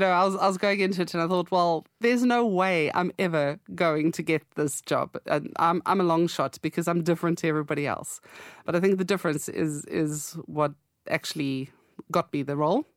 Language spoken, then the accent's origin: English; South Africa; moved away as an adult; now in United Kingdom; I come from South Africa